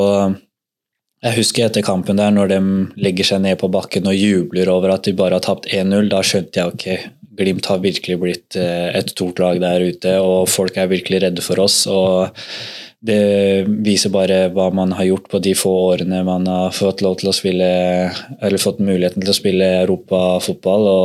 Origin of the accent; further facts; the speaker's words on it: Drammen, Buskerud, Norway; moved away as an adult; now in Bodø, Norway; fra man var eh, bitte liten drittunge hjemme i Drammen